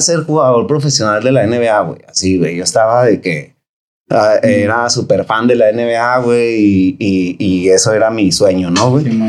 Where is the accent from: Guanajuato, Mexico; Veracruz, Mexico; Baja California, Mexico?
Baja California, Mexico; Tijuana; soy nacido aquí en Tijuana, gracias a Dios. Y orgullosamente, la verdad, porque pues aquí empecé, aquí me formé y aquí estudié